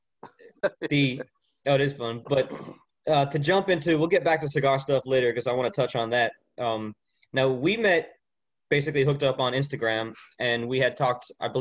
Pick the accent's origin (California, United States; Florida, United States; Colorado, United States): Florida, United States; moved away; I grew up in Florida about 30 minutes from the coast